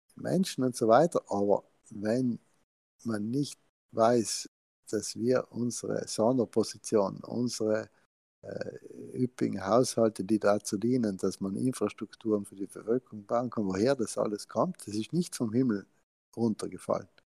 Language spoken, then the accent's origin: German; South Tyrol, Trentino-Alto Adige, Italy; wir Südtiroler